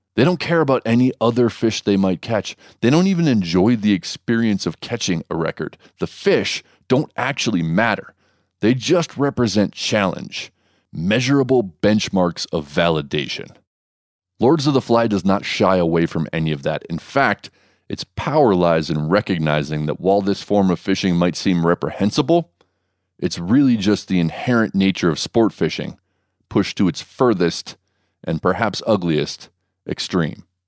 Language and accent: English; Hawaii, United States; my home state